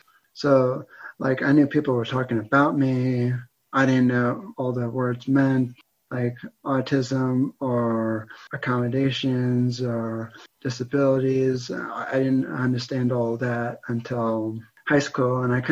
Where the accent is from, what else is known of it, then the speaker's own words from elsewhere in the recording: Pennsylvania, United States; also born or lived in New Jersey; I was born in New Jersey, but then I moved to Pennsylvania around 2001, 2002.